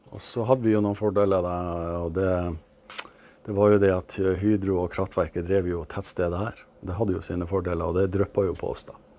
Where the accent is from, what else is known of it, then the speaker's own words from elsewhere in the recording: Glomfjord, Nordland, Norway; Oppveksten i Glomfjord